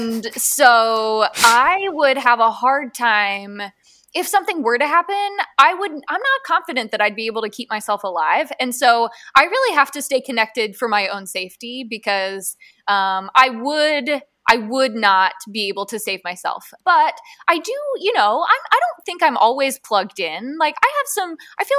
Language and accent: English; Southern Ohio, United States; moved away; I grew up in Southern Ohio, and when I go home, the area that I'm from